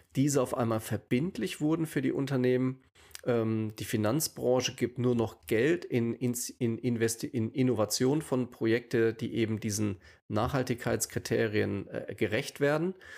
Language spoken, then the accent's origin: German; Rheingau, Hesse, Germany; now in Düsseldorf, Germany; Ich bin wohnhaft in Düsseldorf. Ursprünglich komme ich aus dem Hessischen, aus dem Rheingau